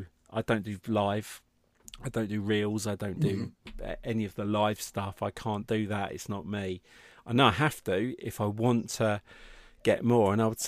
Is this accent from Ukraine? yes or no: no; United Kingdom; So I was born in Middlesex.